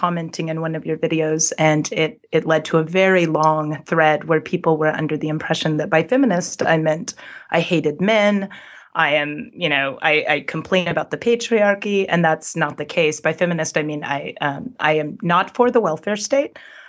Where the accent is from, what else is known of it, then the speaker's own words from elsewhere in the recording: Sweden; Yes, the things that are happening today that are public, I know you've talked about the problems in Sweden with feminism. Those issues I saw those when I was younger, when I was a teenager